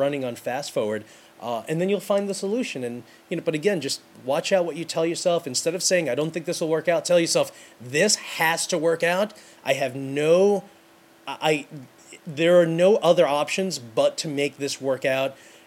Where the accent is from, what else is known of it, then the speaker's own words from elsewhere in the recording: New York City, New York, United States; I'm from New York City.